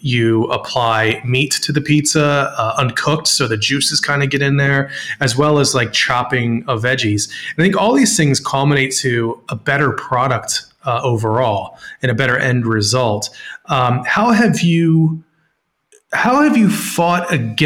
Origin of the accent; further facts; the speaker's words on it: Northeast, United States; I was raised in the Northeast